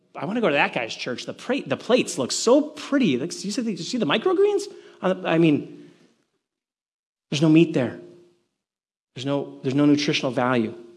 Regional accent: Milwaukee, Wisconsin, United States; moved away; I'm originally from the Midwest, in case you didn't know, I'm originally from Milwaukee

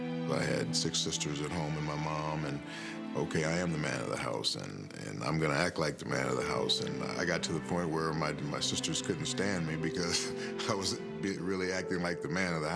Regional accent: Los Angeles, California, United States; I grew up in Los Angeles, California, in a peaceful neighborhood. It was kind of mixed between blacks and whites. I felt pretty safe there. Although a few blocks away, it got a little bit rough.

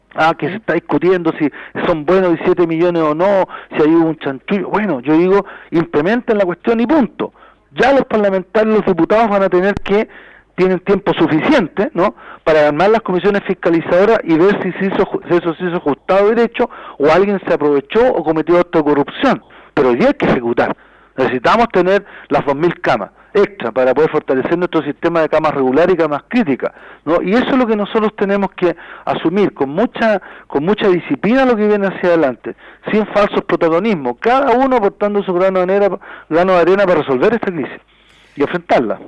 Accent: Chile

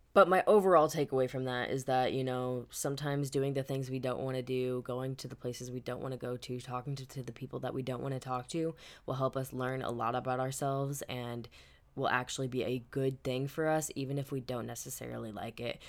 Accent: Midwest, United States; now in California, United States; growing up in the Midwest

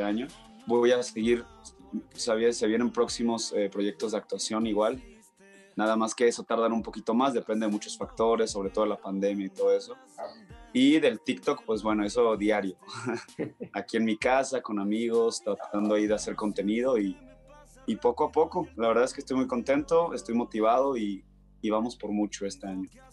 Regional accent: Hermosillo, Sonora, Mexico; moved away as an adult; now in Mexico City, Mexico; yo soy de Hermosillo, Sonora, desde chiquito siempre he escuchado el regional

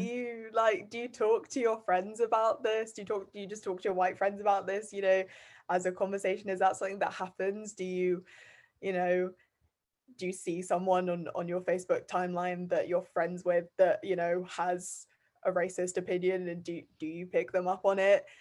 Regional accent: Bath, South West England, United Kingdom; also born or lived in Guernsey; I'm from Bath

